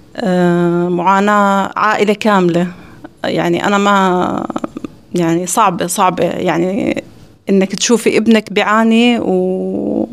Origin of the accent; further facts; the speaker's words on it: Jordan; أنا طبعا من الأردن